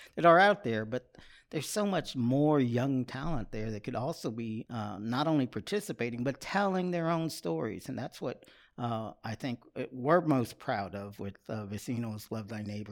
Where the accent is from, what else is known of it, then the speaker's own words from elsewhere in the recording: Austin, Texas, United States; now in Buda, United States; I am a native of Austin, Texas.